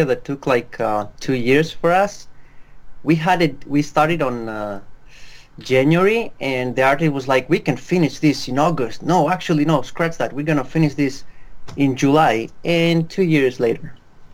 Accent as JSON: {"language": "English", "country": "Greece", "said": "I'm from Greece, the land that's currently in debt"}